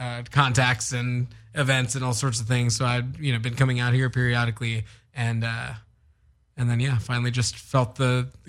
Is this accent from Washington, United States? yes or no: no; Houston, Texas, United States; From Houston originally.